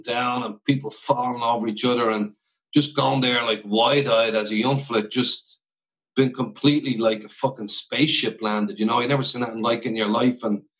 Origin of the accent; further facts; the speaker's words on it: Ireland; now in United States; if you're growing up in Ireland